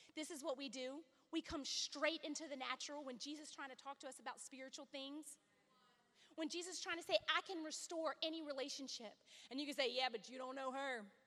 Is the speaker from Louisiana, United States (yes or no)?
yes; Louisiana, United States; I come from Louisiana